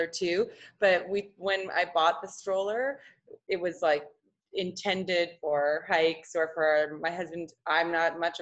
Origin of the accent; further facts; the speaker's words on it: Saskatchewan, Canada; I grew up in Saskatchewan